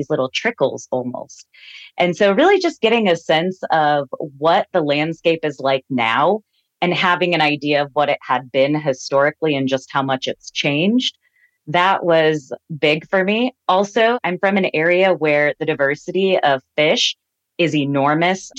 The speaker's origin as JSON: {"language": "English", "area": "the Ozarks", "region": "Southwest Missouri", "country": "United States", "moved": "yes", "lives_now": "Klamath Falls area, United States", "said": "I'm from the Ozarks, Southwest Missouri"}